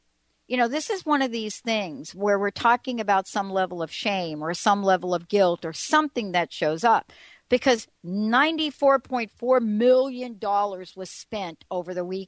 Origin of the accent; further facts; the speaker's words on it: New York City, New York, United States; I grew up in New York City.